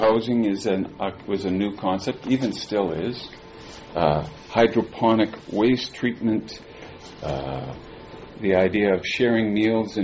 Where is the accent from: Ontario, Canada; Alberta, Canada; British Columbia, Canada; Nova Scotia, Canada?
Alberta, Canada; Edmonton; moved away as an adult; also born or lived in Vancouver; now in South Surrey, Canada; we moved back to Edmonton, which is my hometown